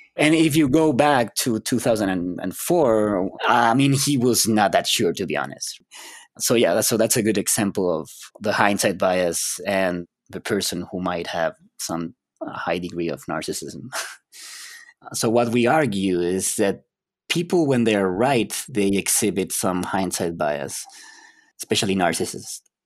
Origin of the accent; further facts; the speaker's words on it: Chile; moved away as an adult; I'm from Chile, South America.